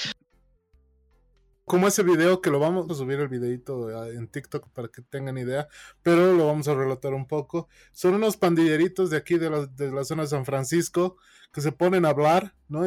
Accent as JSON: {"language": "Spanish", "region": "La Paz", "country": "Bolivia", "accent": "paceño", "said": "yo soy morenito, yo a mí se me nota paseño de aquí"}